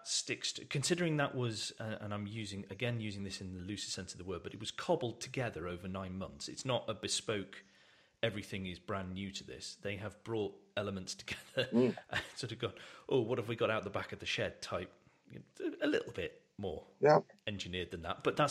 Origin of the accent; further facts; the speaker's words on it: United Kingdom; because, like I said, we're British, so this is not allowed.